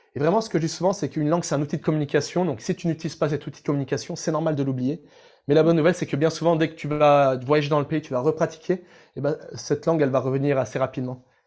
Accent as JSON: {"language": "French", "country": "France", "said": "on est français"}